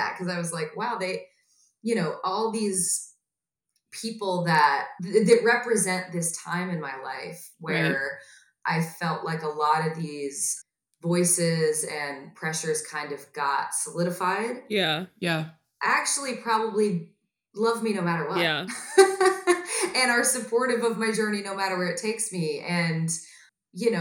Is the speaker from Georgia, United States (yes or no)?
yes; Atlanta, Georgia, United States; now in Los Angeles, United States; a hometown show in Atlanta, Georgia